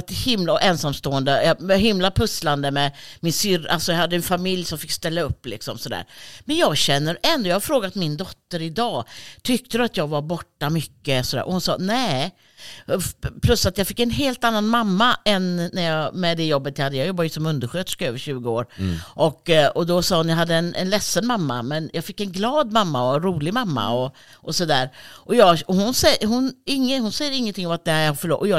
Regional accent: Helsinki, Uusimaa, Finland; Jag kommer från Helsinki.

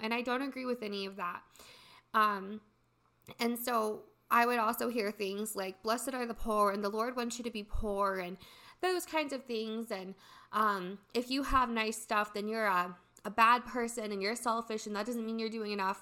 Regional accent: Midwest, United States; I was born and raised in the Midwest in a really small town

